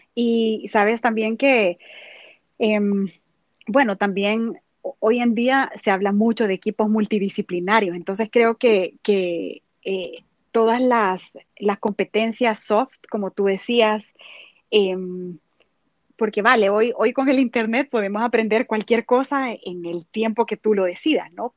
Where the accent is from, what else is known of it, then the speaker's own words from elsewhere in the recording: El Salvador; soy salvadoreña